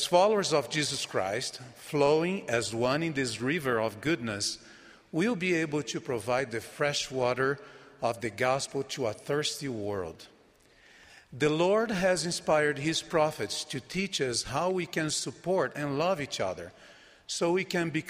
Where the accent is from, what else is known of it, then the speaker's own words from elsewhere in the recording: Brazil; first language Portuguese; English is a second language; my native Brazilian Portuguese